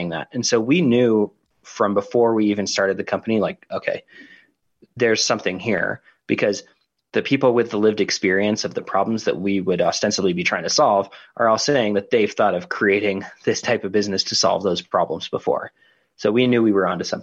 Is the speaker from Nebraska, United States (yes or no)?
no; Denver, Colorado, United States; my hometown, Denver, Colorado